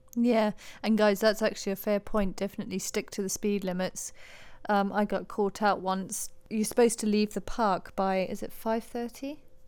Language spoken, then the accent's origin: English; Harare, Zimbabwe; moved away; also born or lived in United Kingdom; I was born in Zimbabwe, Harare, moved to the U K in ninety-nine